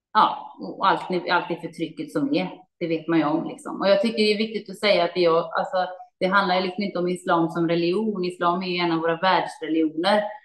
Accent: Gothenburg, Västra Götaland, Sweden; när jag växte upp i Göteborg

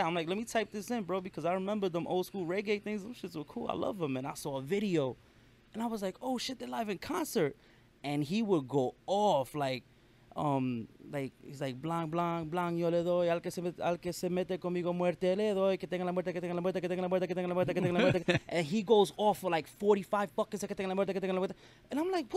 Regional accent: New York City, New York, United States; I was born and raised in Brooklyn, New York, so I love hip hop. I grew up with hip hop

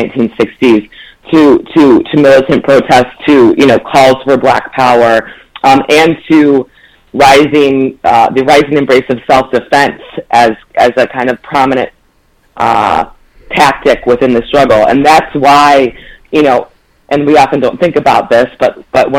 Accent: Ann Arbor, Michigan, United States; I'm also a Michigander. I grew up in Ann Arbor

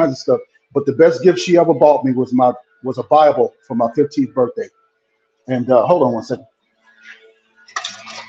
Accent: Mississippi, United States; now in Arizona, United States; I'm from Mississippi. I was born and raised in Mississippi

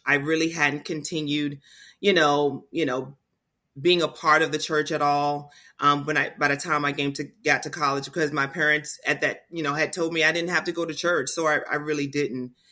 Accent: Portsmouth, Virginia, United States; I grew up in Portsmouth, Virginia, So I've lived here in this area all of my life

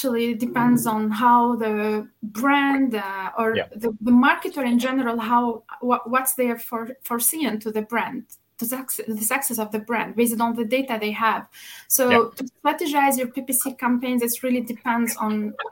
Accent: Tunisia; moved away as an adult; now in Luxembourg; Originally, I come from Tunisia, but I've been in Luxembourg since now 7.5 years.

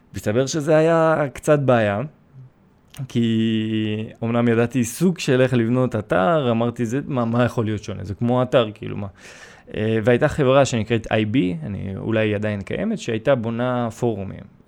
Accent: Israel; first language Russian; Hebrew is a second language; also born or lived in Sevastopol, Crimea; נולדתי בסיבסטופל, באתי לפה בגיל שלוש, למדתי עברית די מהר

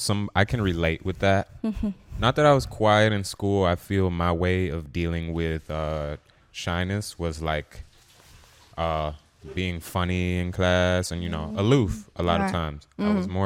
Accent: Dominican Republic; also born or lived in Trinidad and Tobago; And I'm Dominican. Dominican badness senior. And I'm also Trinidadian.

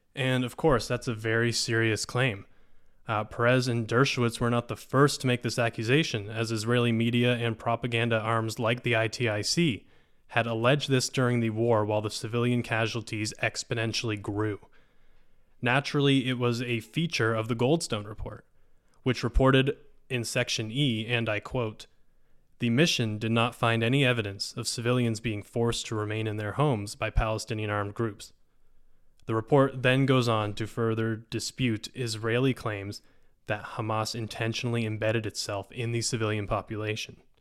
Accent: Canada; As a Canadian

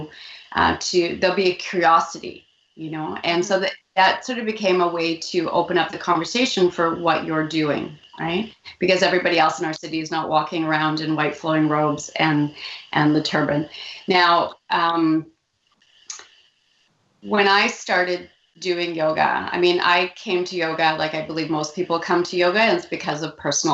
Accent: Vancouver, British Columbia, Canada; I was born in Vancouver, but I'm first generation

